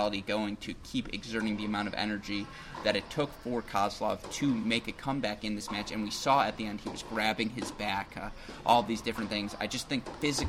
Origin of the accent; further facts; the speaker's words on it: Midwest, United States; We're from the Midwest.